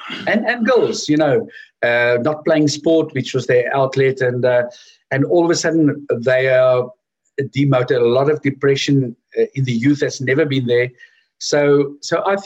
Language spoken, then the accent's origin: English; Edenvale, Gauteng, South Africa; also born or lived in Johannesburg; I grew up in Edenvale, which is in Oostrand.